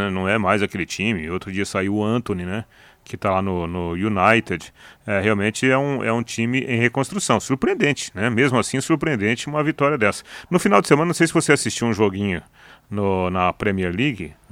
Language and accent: Portuguese; Paraná, Brazil; Mantendo meu critério, como paranaense